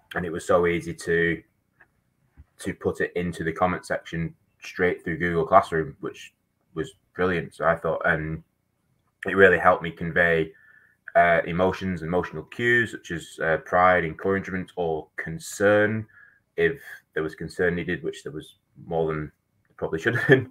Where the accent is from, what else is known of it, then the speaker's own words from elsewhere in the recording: Manchester, North West England, United Kingdom; moved away as an adult; now in New Zealand; I'm actually from Manchester in England